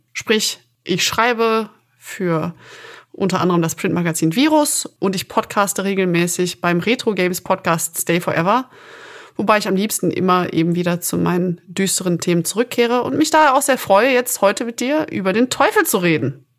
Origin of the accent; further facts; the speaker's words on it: Aachen, North Rhine-Westphalia, Germany; Ich bin gebürtige Aachenerin